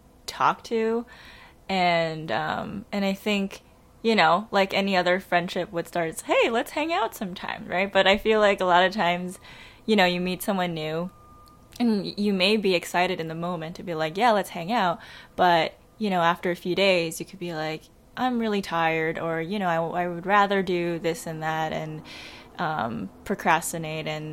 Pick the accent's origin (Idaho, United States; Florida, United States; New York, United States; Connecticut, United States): New York, United States; New York City; I was born and raised in Queens, New York